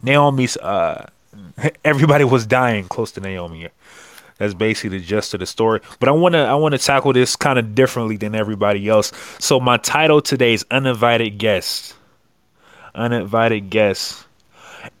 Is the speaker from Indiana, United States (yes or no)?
no; Akron, Ohio, United States; I'm from Akron, Ohio